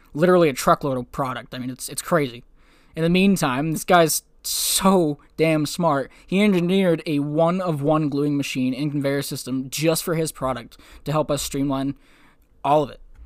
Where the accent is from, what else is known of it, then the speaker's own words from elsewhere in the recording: New Hampshire, United States; now in Maine, United States; my home state of New Hampshire, here in Maine